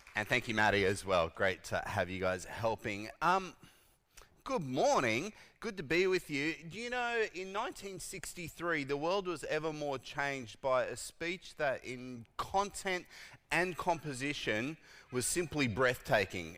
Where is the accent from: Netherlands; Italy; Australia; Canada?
Australia; I was born in Australia